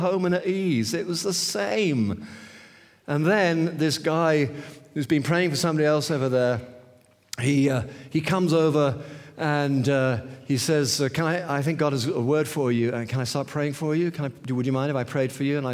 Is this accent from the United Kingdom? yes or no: yes; St Albans, East of England, United Kingdom; St. Albans, it's just a city just north of...